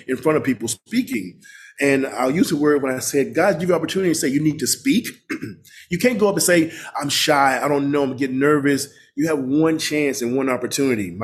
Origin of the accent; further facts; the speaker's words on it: Mississippi, United States; also born or lived in Los Angeles; now in Washington, D.C., United States; growing up in Mississippi